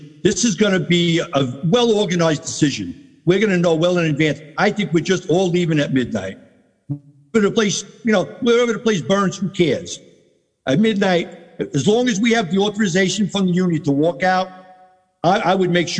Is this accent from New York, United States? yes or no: yes; Maspeth, New York, United States; Think about, I come from Maspeth.